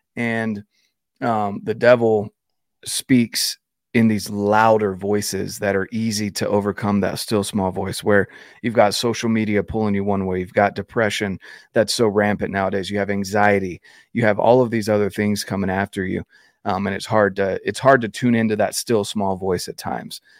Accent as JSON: {"language": "English", "town": "Fayetteville", "region": "North Carolina", "country": "United States", "tie": "born or raised there", "said": "I was raised in North Carolina"}